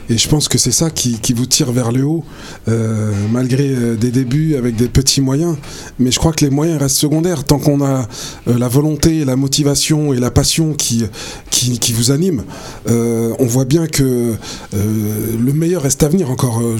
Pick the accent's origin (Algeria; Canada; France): Algeria; nous sommes des Algériens et on le fait pour des Algériens. Donc on sait ce qu'ils ressentent